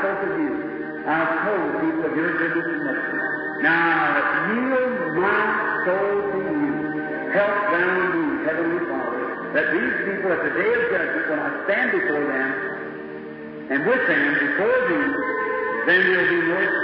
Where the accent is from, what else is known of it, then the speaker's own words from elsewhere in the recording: United States; I was born in the States